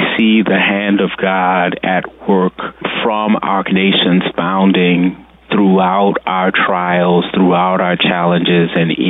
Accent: United States; as an American, I'm so hopeful. As a Christian, I am incredibly hopeful.

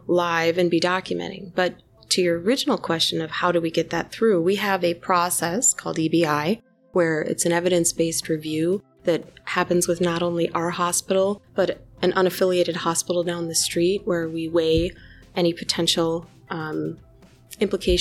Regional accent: the Twin Cities, Minnesota, United States; moved away as an adult; now in Iowa, United States; born and raised in Minnesota, the Twin Cities

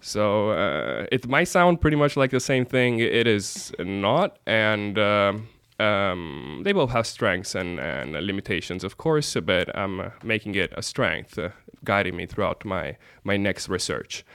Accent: Italy; also born or lived in United States; now in Norway; my home country, and uh, used to grow up in the United States

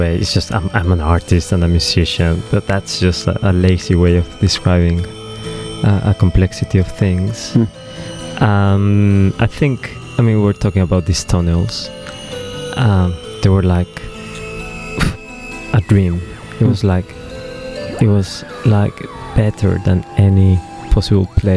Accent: Mexico City, Mexico; moved away; I grew up in Mexico City.

